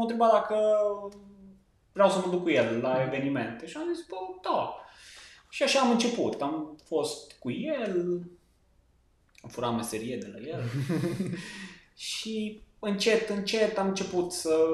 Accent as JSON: {"language": "Romanian", "town": "Lipova", "region": "Arad County", "country": "Romania", "tie": "born or raised there", "also_born_or_lived": "Cluj-Napoca", "said": "sunt de lângă Arad, localitatea Lipova"}